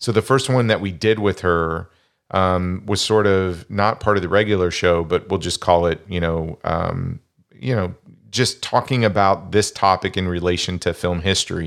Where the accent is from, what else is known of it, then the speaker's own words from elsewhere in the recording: Kansas, United States; accent: Kansas corn fed; I was born and raised in Kansas.